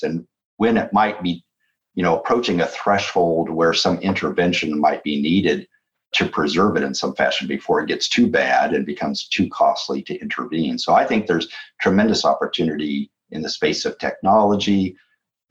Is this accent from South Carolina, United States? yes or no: no; San Joaquin Valley, California, United States; moved away; I grew up in California, in the San Joaquin Valley of California